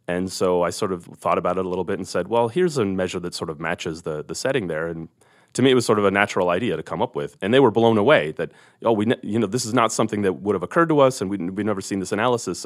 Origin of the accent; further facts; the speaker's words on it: California, United States; moved away as an adult; now in Missoula, United States; I grew up in California